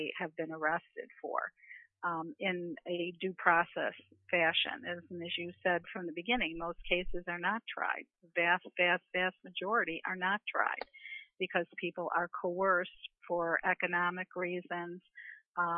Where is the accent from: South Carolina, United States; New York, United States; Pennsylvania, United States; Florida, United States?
New York, United States; I'm from New York